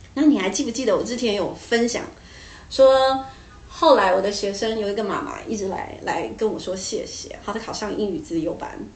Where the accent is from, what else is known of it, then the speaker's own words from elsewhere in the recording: Taiwan; 我们台湾人